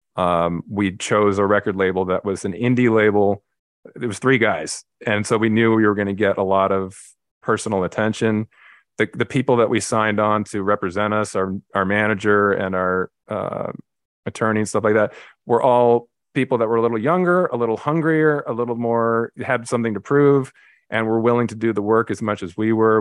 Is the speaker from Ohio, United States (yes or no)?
no; Los Angeles, California, United States; I grew up in L A, Los Angeles, California, uh, pretty much right in the middle of the city in a little neighborhood called Carthay Circle